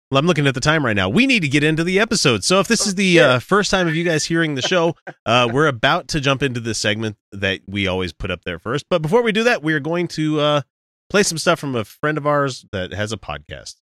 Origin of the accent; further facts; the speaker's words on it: Utah, United States; we're from Utah.